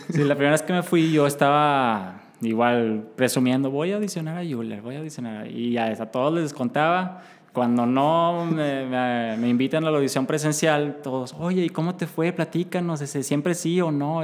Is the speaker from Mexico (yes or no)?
yes; Mexico; iba muy orgulloso de ser mexicano y de ser latinoamericano